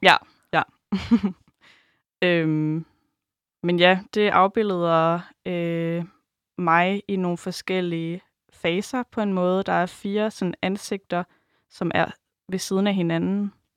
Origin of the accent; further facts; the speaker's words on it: Djursland, Central Denmark Region, Denmark; nu kommer jeg fra Djursland